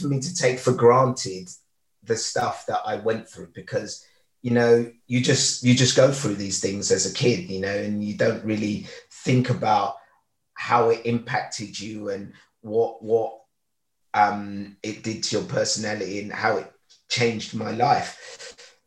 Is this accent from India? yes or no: no; London, United Kingdom; also born or lived in Lagos, Nigeria; growing up in East London, I came over in 1976